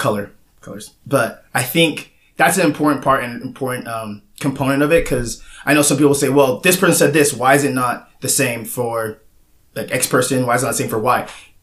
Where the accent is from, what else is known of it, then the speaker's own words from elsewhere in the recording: West Jordan, Utah, United States; also born or lived in North Logan, Utah; now in Cedar City, United States; I'm from West Jordan, Utah. I was born in North Logan, Utah, and I lived there until I was 10, and then I moved to West Jordan. Been in Cedar City for a long time. I came down here in 2013 to play football